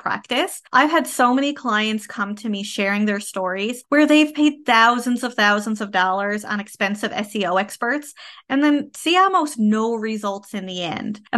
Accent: Canada; I am a Canadian social worker

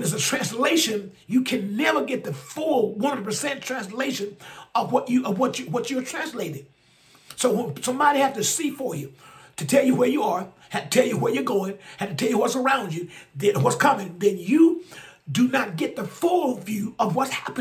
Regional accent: Alabama, United States; my home state of Alabama.

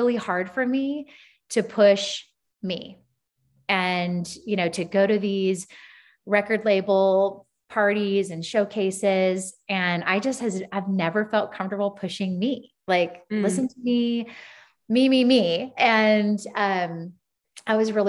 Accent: Southern California, United States; moved away as an adult; also born or lived in Phoenix, Arizona / Nashville, Tennessee; now in Whitefish, Montana, United States; I'm originally from Southern California

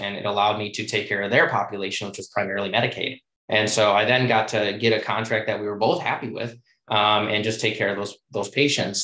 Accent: Chicago, Illinois, United States; moved away as an adult; also born or lived in Washington, D.C.; I was born and raised in Chicago

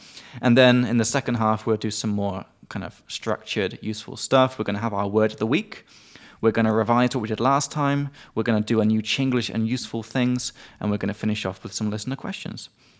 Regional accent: England, United Kingdom; from England.

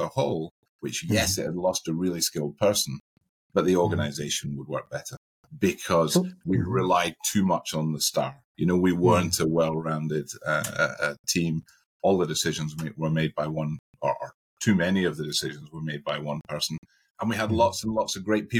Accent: Scotland, United Kingdom; I live in one part of Scotland and I work in another part of Scotland. So on a Friday night, I go back to my hometown

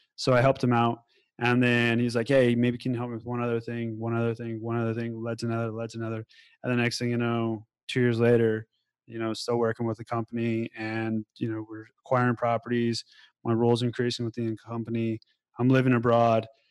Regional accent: Denver, Colorado, United States; now in Thailand; I'm originally from Denver, Colorado, born and raised

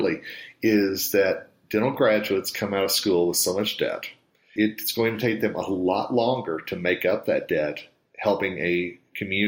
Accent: Tulsa, Oklahoma, United States; where I grew up in Tulsa

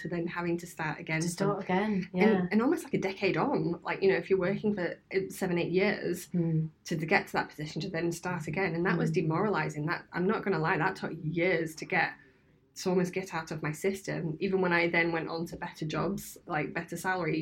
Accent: Scunthorpe, Yorkshire and the Humber, United Kingdom; moved away; also born or lived in Birmingham; I'm originally from Scunthorpe, so it's a grey steel town up north in one of the poorest areas of the country

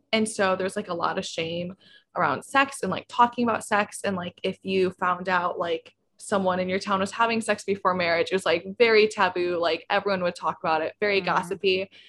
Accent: Midwest, United States; So I grew up Christian, but I grew up in the Midwest.

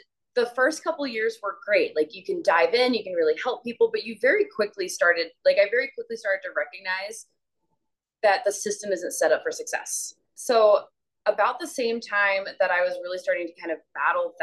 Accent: South Carolina, United States; moved away as an adult; now in Arizona, United States; I'm from South Carolina. I live in Arizona now

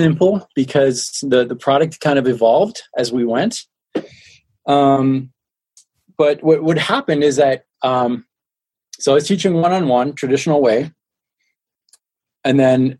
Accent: France; accent: French; now in Colorado, United States; No, I live in Colorado in the States. Okay. I was born and raised in France. I'm 100% French and 100% American.

